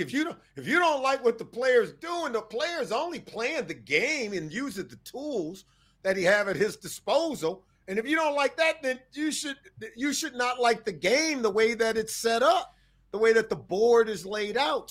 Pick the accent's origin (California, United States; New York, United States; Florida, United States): California, United States; Compton; also born or lived in Riverside, California; I grew up in Compton, California. Went to high school out in Riverside, Cal.